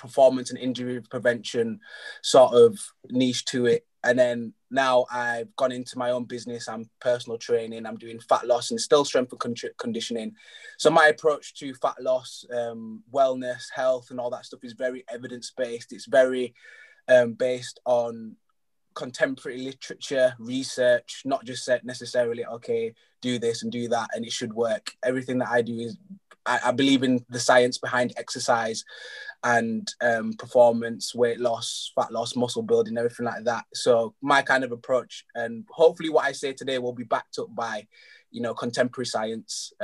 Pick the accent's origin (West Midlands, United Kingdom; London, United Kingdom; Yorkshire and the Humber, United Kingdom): Yorkshire and the Humber, United Kingdom; Leeds; I'm from Leeds.